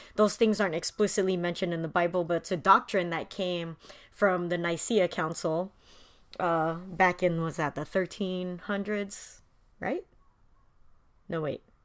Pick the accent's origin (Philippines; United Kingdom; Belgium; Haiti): Philippines; as a Filipino